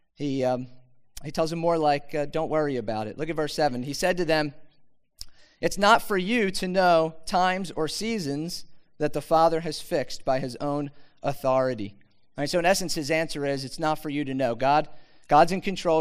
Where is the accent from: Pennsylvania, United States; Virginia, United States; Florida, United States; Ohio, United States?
Pennsylvania, United States; Philadelphia; also born or lived in Mount Laurel, New Jersey; I grew up in Philadelphia. Anybody Philadelphia? Yeah actually Northeast Philadelphia.